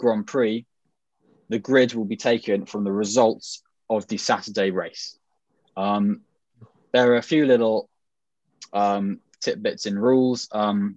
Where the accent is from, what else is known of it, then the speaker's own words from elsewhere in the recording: England, United Kingdom; accent: received pronunciation; my received pronunciation accent